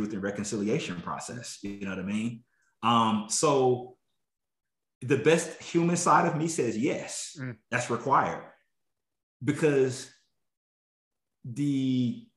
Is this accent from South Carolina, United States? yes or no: yes; South Carolina, United States; I grew up in South Carolina